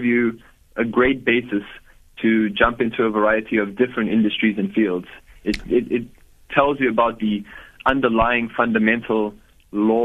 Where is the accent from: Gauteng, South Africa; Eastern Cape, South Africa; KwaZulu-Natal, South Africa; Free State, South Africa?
Gauteng, South Africa; Johannesburg; So I was born in Johannesburg, and I've lived there my whole life, born and raised in South Africa